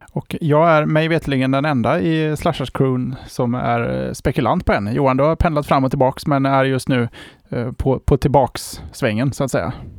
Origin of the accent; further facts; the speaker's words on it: Sweden; för oss som svenskar